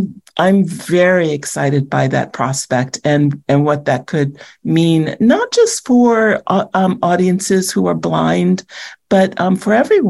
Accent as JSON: {"language": "English", "town": "Washington", "region": "District of Columbia", "country": "United States", "tie": "born or raised there", "moved": "yes", "said": "I grew up in Washington, D.C."}